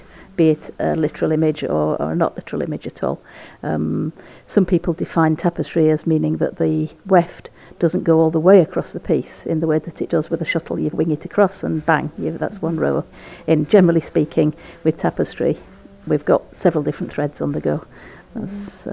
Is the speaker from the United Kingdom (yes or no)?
yes; Yorkshire and the Humber, United Kingdom; now in Orkney, United Kingdom; grew up in West Yorkshire, which is very much a textile area